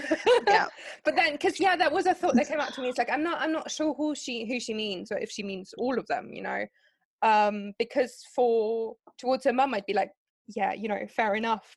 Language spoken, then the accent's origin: English; Germany; English is a second language; because I'm from Germany.